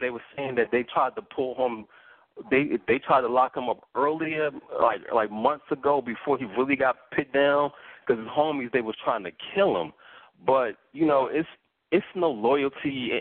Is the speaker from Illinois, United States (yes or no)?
no; Philadelphia, Pennsylvania, United States; I'm from Philly